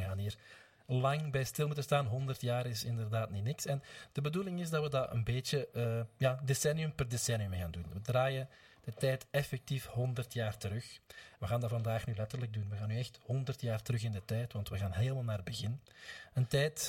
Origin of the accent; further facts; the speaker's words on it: Gingelom, Flanders, Belgium; in het kleine gehucht Montenaken, waar ik vandaan kom, dat is een deel van Gingelom